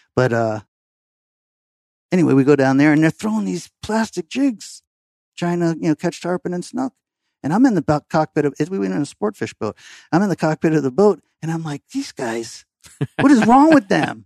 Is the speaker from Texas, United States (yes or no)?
no; Fort Lauderdale, Florida, United States; also born or lived in Massachusetts; growing up in downtown Fort Lauderdale